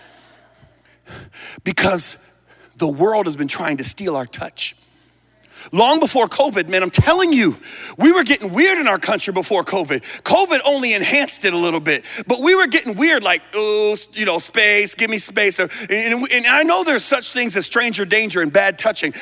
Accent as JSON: {"language": "English", "country": "United States", "also_born_or_lived": "Hong Kong", "said": "I'm still American"}